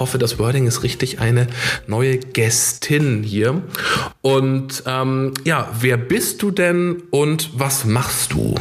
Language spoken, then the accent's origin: German; Ammersee, Bavaria, Germany; moved away; am Ammersee treffen, meiner alten Heimat